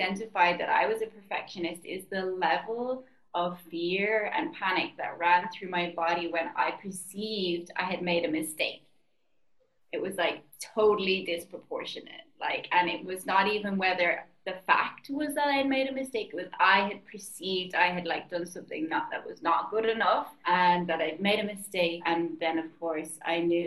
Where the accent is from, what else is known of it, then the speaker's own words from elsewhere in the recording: Ireland; now in Bali, Indonesia; I'm Irish and I'm living in Bali